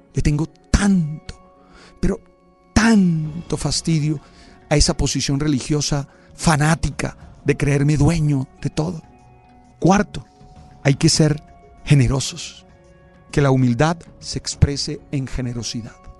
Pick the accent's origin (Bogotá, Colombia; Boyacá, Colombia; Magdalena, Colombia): Magdalena, Colombia; Santa Marta; soy de Santa Marta, que soy caribe